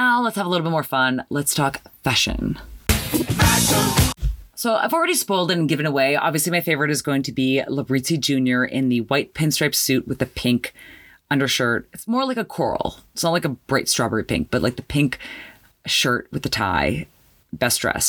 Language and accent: English; Canada; me being Canadian